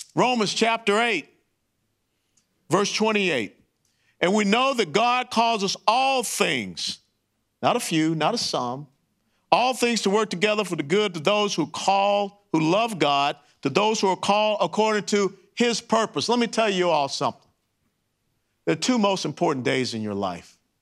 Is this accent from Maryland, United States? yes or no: no; Atlanta, Georgia, United States; Kennesaw Avenue, where I grew up in Atlanta, Georgia